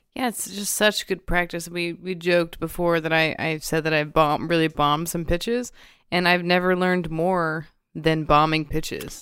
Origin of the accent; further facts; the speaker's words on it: the South, United States; I'm also from the South, like, I'm from a family of, like, warm Southern people, and I think I did grow up with that skill